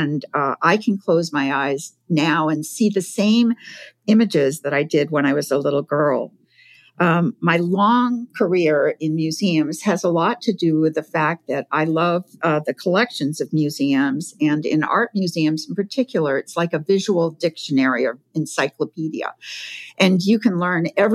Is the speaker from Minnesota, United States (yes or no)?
no; Provincetown, Massachusetts, United States; I grew up in Provincetown, Massachusetts